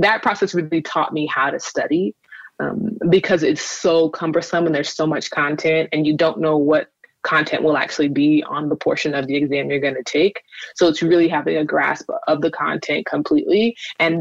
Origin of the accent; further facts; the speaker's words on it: Los Angeles, California, United States; also born or lived in Inglewood, California / Kern County, California; I was born in Inglewood, and I spent some time in Central California in Kern County. And then I moved back to LA when I was a teenager and have been here ever since